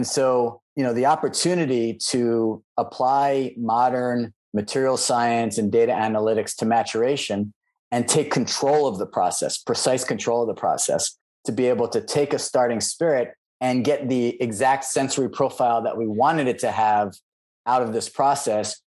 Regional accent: New Jersey, United States; moved away as an adult; also born or lived in New York / Washington, D.C.; now in Silicon Valley, United States; I grew up on the East Coast. I'm from Jersey, exit 9

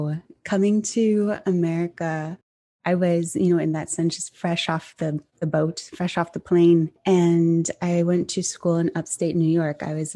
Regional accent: Kyoto, Japan; moved away as an adult; also born or lived in Nara; now in United States; I was born and raised in Japan. I was born in Nara and then grew up in Kyoto. So I'm a Kansai girl through and through.

